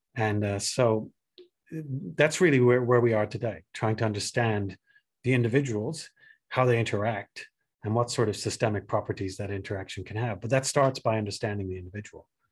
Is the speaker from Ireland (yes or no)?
yes; Ireland; moved away; I'm originally Irish